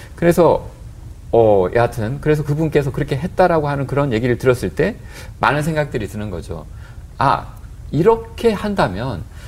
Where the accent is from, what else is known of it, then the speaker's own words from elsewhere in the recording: South Korea; now in Australia; 제가 한국 사람인데